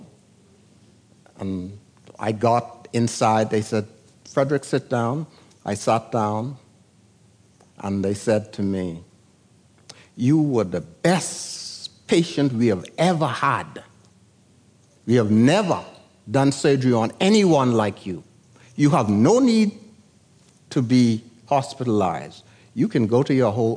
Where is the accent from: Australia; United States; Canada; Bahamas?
Bahamas; San Salvador; moved away; I came from San Salvador in 1941. They didn't even have a nurse on the island